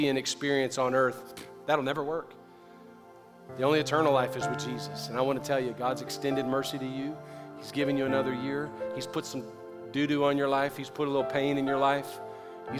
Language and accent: English; the South, United States; I grew up in the South where I prayed for forgiveness every night